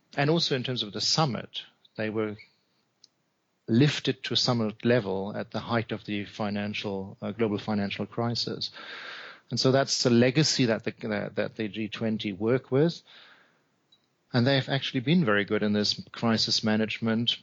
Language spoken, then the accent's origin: English; Hamburg, Germany; Hamburg is my hometown